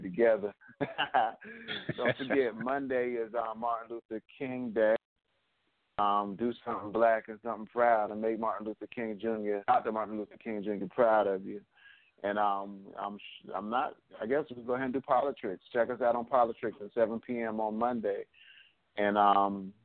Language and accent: English; Haiti; I'm Haitian